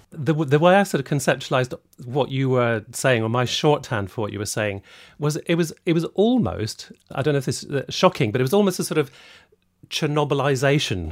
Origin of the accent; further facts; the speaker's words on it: Scotland, United Kingdom; I'm Scottish